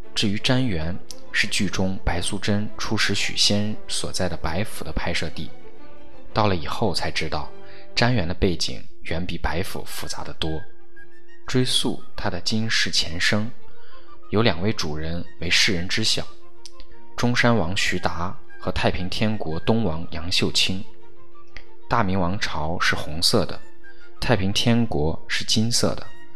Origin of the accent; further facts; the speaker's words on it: northern China, China; 我是一个北方长大的人